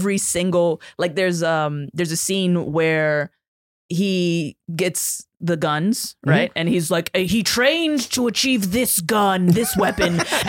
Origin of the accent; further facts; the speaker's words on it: New York City, New York, United States; also born or lived in Puerto Rico or Dominican Republic; I grew up in the Bronx